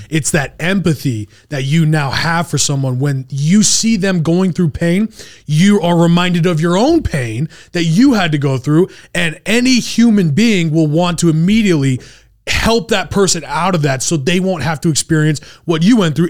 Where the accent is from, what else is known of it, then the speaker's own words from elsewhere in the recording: Utah, United States; also born or lived in San Antonio, Texas; I grew up in Utah